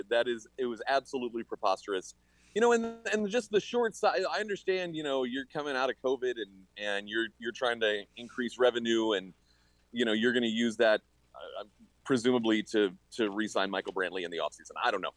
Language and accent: English; England, United Kingdom; born there; I was born in England. Like, if anyone should be upset, it's me.